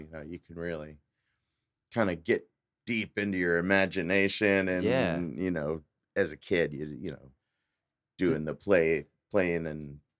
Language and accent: English; Eagle Mountain, Texas, United States; also born or lived in Geneva; But I, I grew up out in Eagle Mountain.